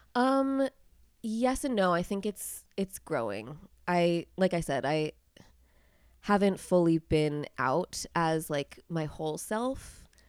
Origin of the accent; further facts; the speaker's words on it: Pennsylvania, United States; I am actually from Pennsylvania